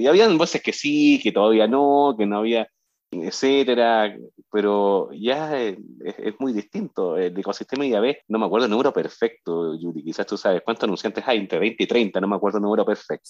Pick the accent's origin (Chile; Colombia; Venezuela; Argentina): Chile; yo soy de Chile